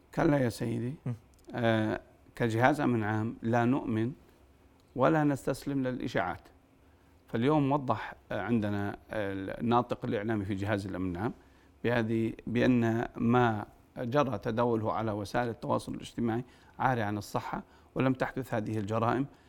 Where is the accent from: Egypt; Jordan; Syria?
Jordan; الأردن هو البلد الأعز والبلد الأوحد بالنسبة لنا كأردنيين